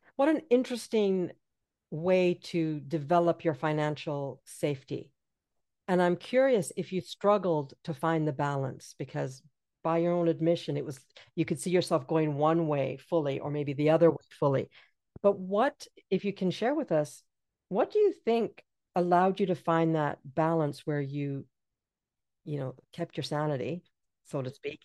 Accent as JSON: {"language": "English", "country": "Jamaica", "also_born_or_lived": "England", "moved": "yes", "said": "I'm from Jamaica"}